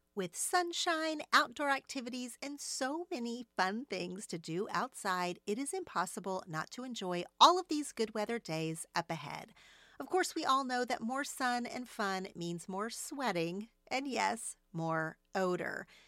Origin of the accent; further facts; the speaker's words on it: Oklahoma, United States; moved away as an adult; now in Los Angeles, United States; growing up in Oklahoma.